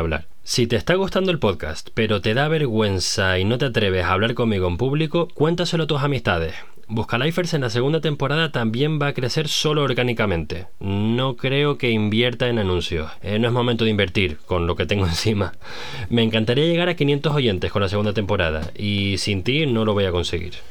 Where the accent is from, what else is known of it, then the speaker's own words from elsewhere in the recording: Canary Islands, Spain; moved away as an adult; also born or lived in France / Germany / Netherlands; now in Amsterdam, Netherlands; Soy un canario de 32 años que vive en Ámsterdam.